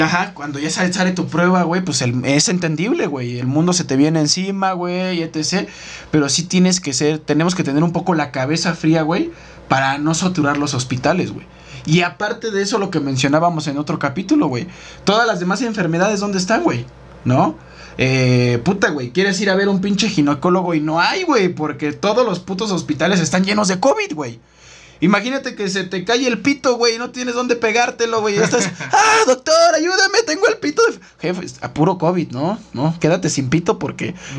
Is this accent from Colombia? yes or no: no; Mexico; como mexicanos